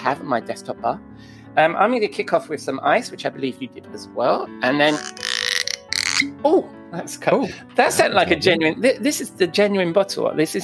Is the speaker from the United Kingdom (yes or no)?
yes; United Kingdom; being British